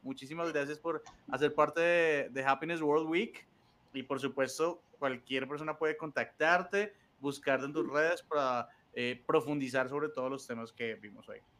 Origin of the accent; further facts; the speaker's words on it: Colombia; los colombianos somos muy recursivos